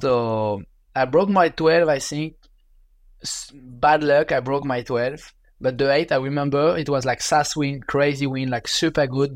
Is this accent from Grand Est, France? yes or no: no; Biarritz, Nouvelle-Aquitaine, France; English is a second language; with my parents, we moved when I was three years old in Biarritz, in in southwest of France, close to the water.